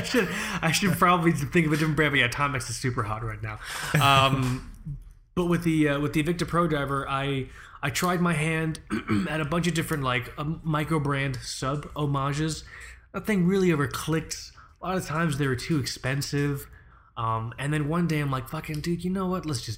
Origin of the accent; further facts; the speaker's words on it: England, United Kingdom; I am unashamedly English.